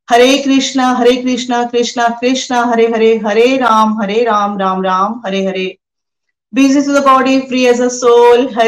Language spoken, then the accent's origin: Hindi; Pathankot, Punjab, India; और मैं पठानकोट से हूँ